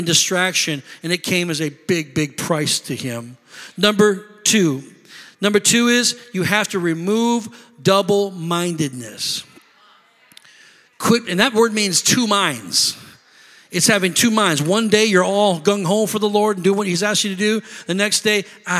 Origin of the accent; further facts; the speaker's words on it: Illinois, United States; moved away; I'm from Illinois